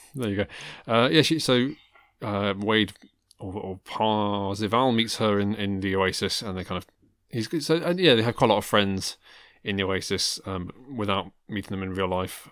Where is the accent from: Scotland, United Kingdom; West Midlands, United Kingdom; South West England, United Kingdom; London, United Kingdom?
West Midlands, United Kingdom; Worcestershire; I grew up in Worcestershire